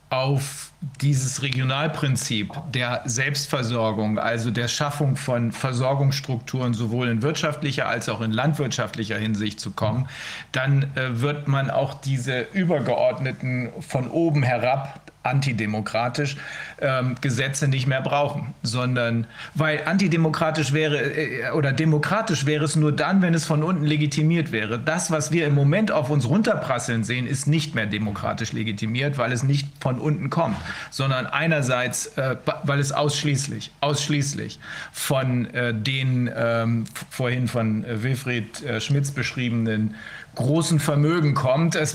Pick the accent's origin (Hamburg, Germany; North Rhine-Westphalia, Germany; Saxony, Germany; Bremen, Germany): Bremen, Germany; ich komme aus Bremen, das ist eine der Freie und Hansestadt Bremen. Wir waren immer stolz darauf, dass wir frei sind.